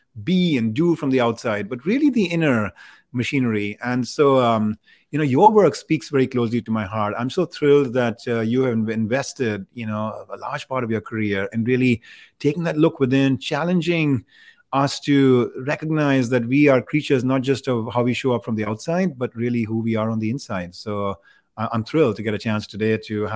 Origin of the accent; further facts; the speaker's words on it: India; I grew up in India